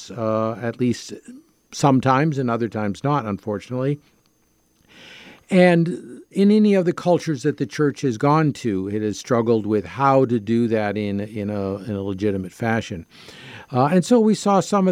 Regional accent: Canada; as a Canadian and as a Catholic

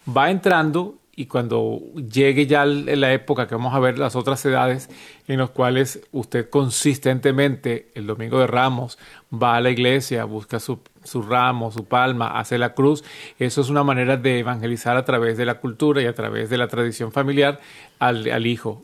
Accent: Venezuela; moved away; en Venezuela de donde yo soy

